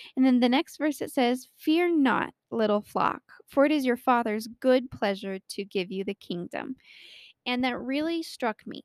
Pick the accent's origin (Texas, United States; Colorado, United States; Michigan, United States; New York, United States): Colorado, United States; born or raised there